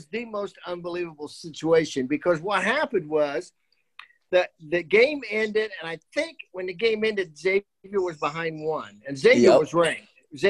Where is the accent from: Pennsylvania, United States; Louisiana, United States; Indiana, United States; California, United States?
Indiana, United States; Muncie; moved away; also born or lived in Dayton, Ohio; I'm from Muncie